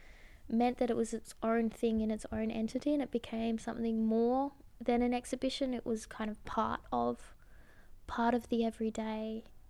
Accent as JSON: {"language": "English", "town": "Perth", "region": "Western Australia", "country": "Australia", "moved": "as an adult", "lives_now": "Iceland", "said": "from Perth, Australia."}